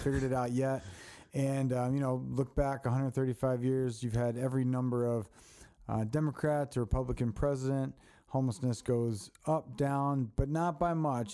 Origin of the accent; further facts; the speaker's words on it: Baltimore, Maryland, United States; moved away; I grew up in Baltimore